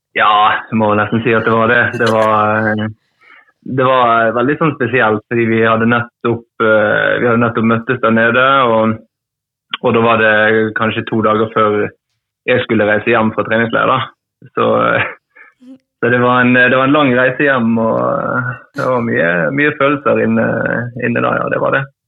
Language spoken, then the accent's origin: Norwegian; Trengereid, Vestland, Norway; jeg vokste jo opp på, på, på Trengereid, da. En liten, liten plass utenfor, utenfor, Bergen